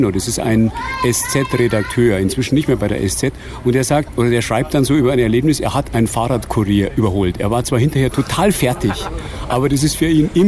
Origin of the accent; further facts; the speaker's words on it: Munich, Bavaria, Germany; Ich bin geboren, genau, und aufgewachsen in München.